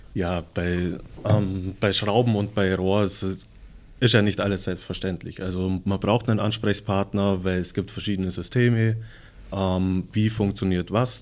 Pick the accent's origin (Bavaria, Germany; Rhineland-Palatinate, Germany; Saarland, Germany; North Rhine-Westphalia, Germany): Bavaria, Germany; Legau; bei uns in Legau